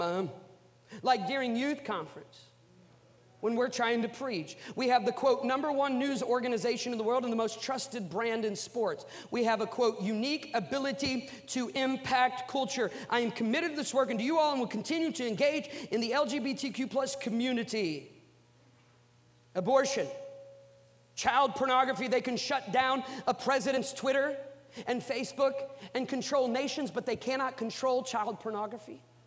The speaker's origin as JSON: {"language": "English", "region": "Iowa", "country": "United States", "moved": "yes", "said": "I'm from Iowa"}